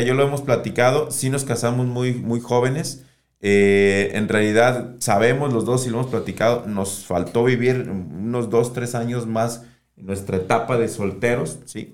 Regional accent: Guadalajara, Jalisco, Mexico; Desde mis cinco años llegué a Miravalle y después de los cinco años, pues ya hasta la fecha

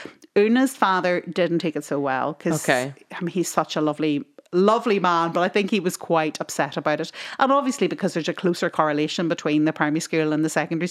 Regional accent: Tyrone, Northern Ireland, United Kingdom; we grew up in Tyrone

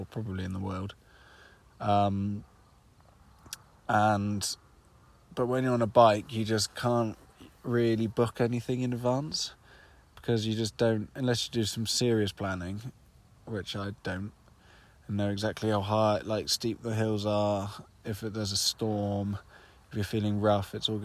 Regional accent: United Kingdom; I'm from the UK

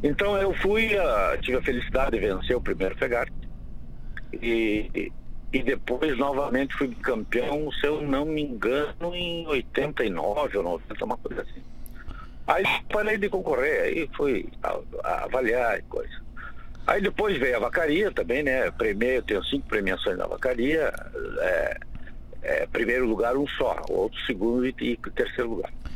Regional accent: Santa Rosa, Rio Grande do Sul, Brazil; eu sou cria de Santa Rosa, né? E eu lá morava muito próximo do CTG

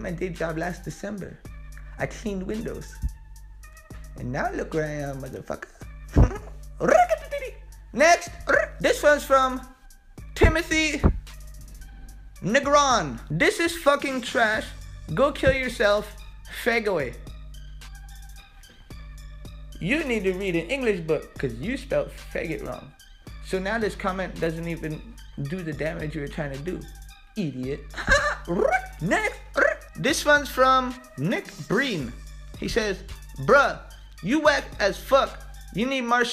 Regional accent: Canada; I'm Canadian

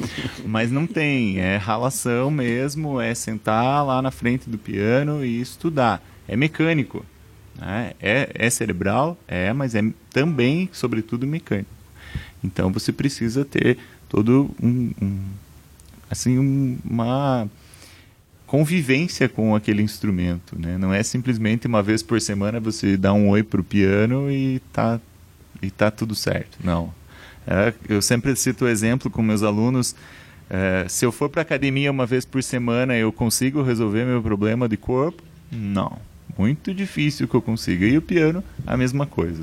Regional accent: Palmeira, Paraná, Brazil; moved away as an adult; now in Ponta Grossa, Brazil; na cidade onde eu nasci, que é Palmeira, 40 quilômetros de Ponta Grossa

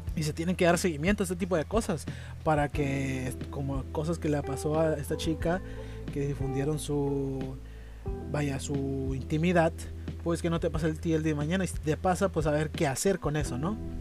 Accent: Tijuana, Baja California, Mexico; en Tijuana, en Baja California, eh, de donde yo soy

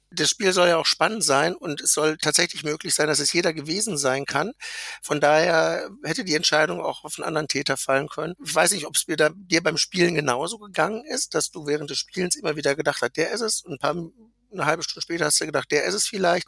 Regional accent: Lübbecke, North Rhine-Westphalia, Germany; Ich komme aus Lüchte an der Grenze zu Niedersachsen von Nordrhein-Westfalen

